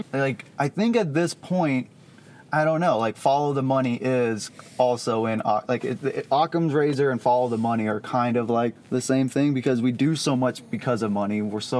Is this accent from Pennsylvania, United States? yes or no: no; Dallas, Texas, United States; So I grew up in the Dallas area